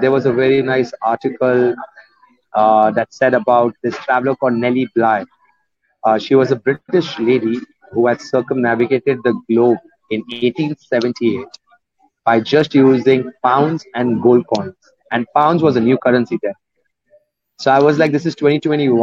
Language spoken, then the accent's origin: English; Muscat, Oman; moved away; also born or lived in India; I am from India and born and raised up in Muscat, Oman, in the Gulf.